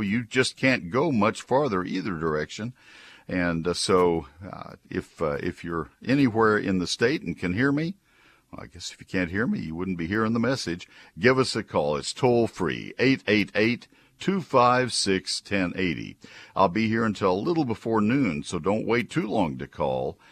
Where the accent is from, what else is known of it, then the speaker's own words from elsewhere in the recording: College Station, Texas, United States; moved away as an adult; also born or lived in northern Ohio; I was growing up in College Station and running a nursery in high school